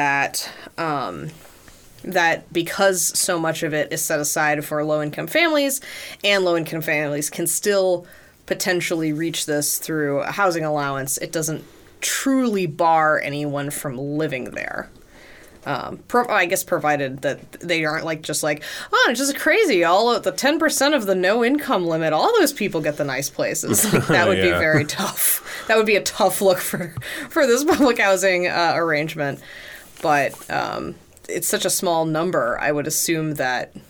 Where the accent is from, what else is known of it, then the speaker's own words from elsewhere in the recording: United States; as an American